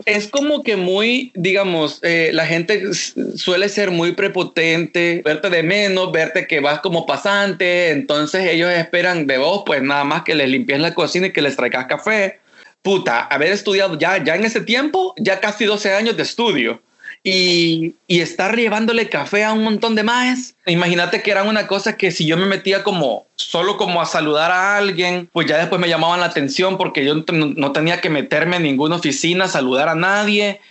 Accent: El Salvador; moved away as an adult; also born or lived in Costa Rica; now in Los Angeles, United States; yo soy salvadoreño

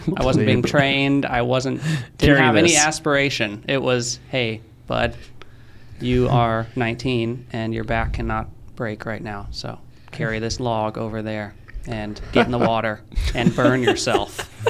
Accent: Florida, United States; born there; Okay, so yeah, I was born in Florida. I moved. Then I moved to Brown County.

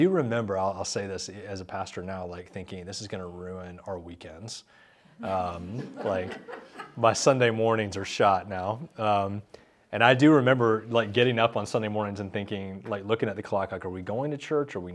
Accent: Charlotte, North Carolina, United States; I grew up here in Charlotte

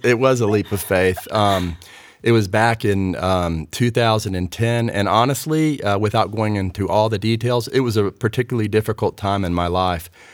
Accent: Raleigh, North Carolina, United States; growing up in Raleigh

